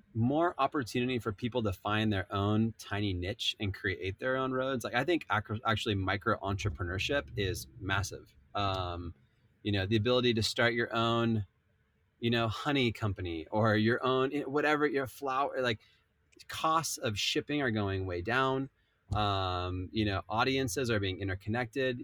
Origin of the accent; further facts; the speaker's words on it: Southern California, United States; I grew up in Southern California